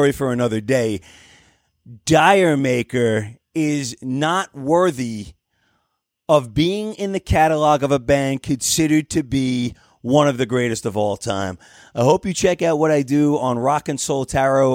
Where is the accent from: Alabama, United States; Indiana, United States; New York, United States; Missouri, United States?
New York, United States; I'm from New York